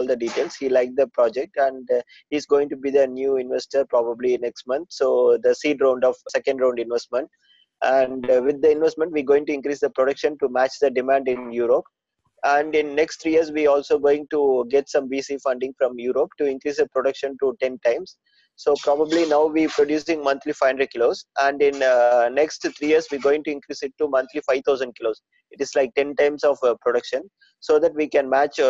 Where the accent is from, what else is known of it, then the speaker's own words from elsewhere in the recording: South India, India; I'm from South India, so it's a very good place and it's a very good climatic area.